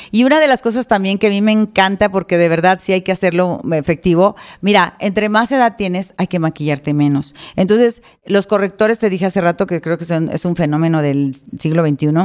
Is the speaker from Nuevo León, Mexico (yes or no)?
yes; Monterrey, Nuevo León, Mexico; aunque no lo creas, yo soy regia y soy administrada, no coda, porque se